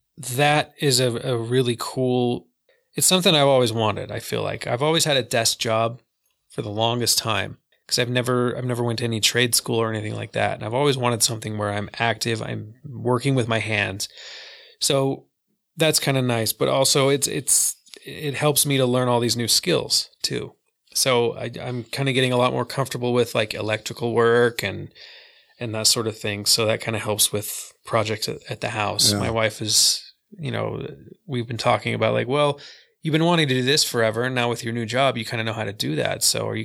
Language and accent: English; Vernal, Utah, United States; In Salt Lake, but I grew up in Vernal.